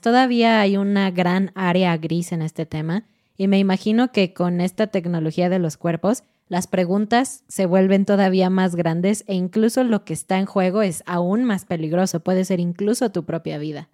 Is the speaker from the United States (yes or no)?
no; Mexico; como somos mexicanos, como estamos estudiando español mexicano